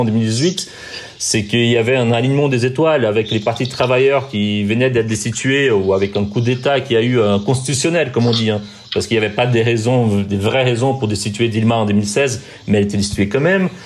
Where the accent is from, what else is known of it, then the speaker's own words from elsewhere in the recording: Brazil; moved away as an adult; now in France; je suis né au Brésil, j'ai grandi au Brésil